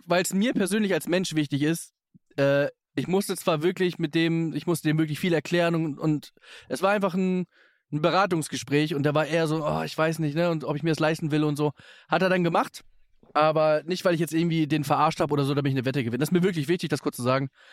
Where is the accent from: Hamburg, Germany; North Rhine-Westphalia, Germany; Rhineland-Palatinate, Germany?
Hamburg, Germany; wir sind ja beide Hamburger